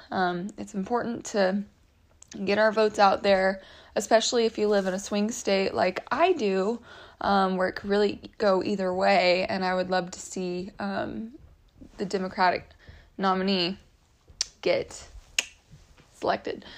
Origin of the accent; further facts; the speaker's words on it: Texas, United States; moved away; I grew up in Texas